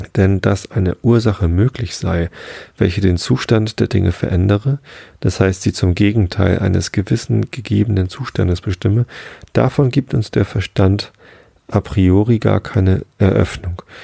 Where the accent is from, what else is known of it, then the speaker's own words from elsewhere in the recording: Hamburg, Germany; als Hamburger